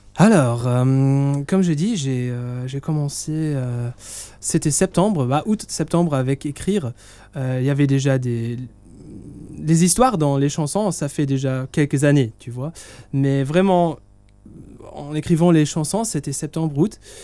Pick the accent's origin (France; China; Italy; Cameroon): Italy; moi je suis italien